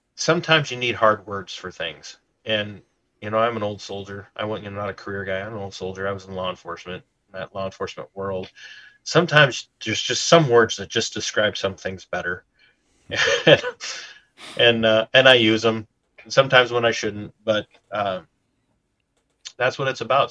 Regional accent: Minnesota, United States; I'm Minnesotan

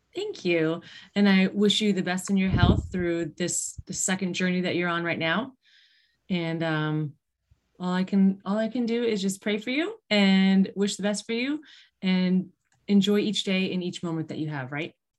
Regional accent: East Aurora, New York, United States; I grew up in East Aurora outside of Buffalo.

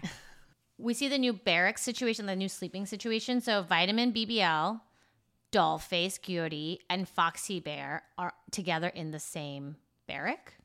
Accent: United States; I stood out, I think, as an American

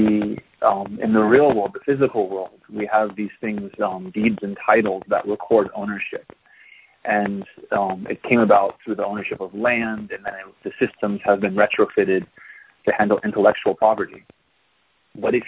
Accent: United States; moved away as an adult; now in Taiwan; I'm an American

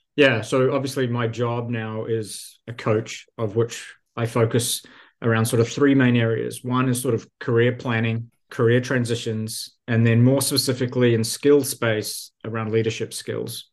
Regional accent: New Zealand; moved away as an adult; also born or lived in Silicon Valley; now in United States; I'm originally from New Zealand.

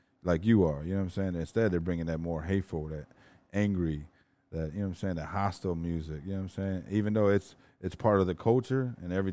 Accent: East Chicago, Indiana, United States; I grew up in East Chicago, man, just across the border over here from Chicago

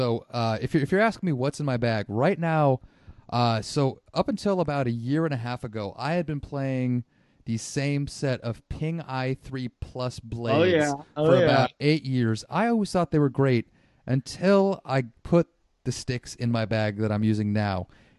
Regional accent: Santa Rosa, California, United States; So I grew up in the North Bay. I grew up in Santa Rosa.

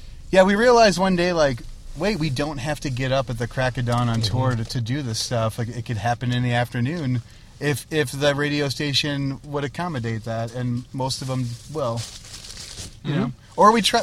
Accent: Melrose Park, Illinois, United States; growing up in Melrose Park

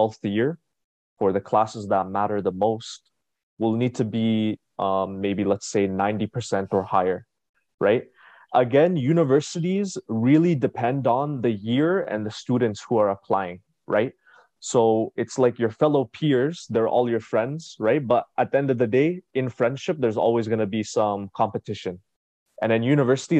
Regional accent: Ottawa, Ontario, Canada; I was born and raised in Canada, Ottawa, Ontario. And growing up in Ottawa

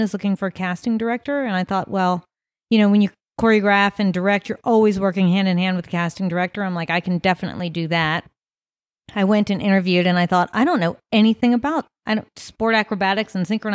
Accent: Virginia, United States; now in Las Vegas, United States; I'm from Virginia

